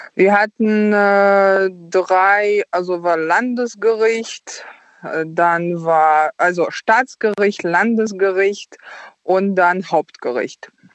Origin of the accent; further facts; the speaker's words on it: Ukraine; moved away; wir sind beide aus der Ukraine